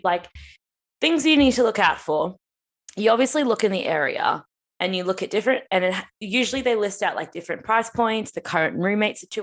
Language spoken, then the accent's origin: English; Australia; moved away as an adult; now in London, United Kingdom; I'm Aussie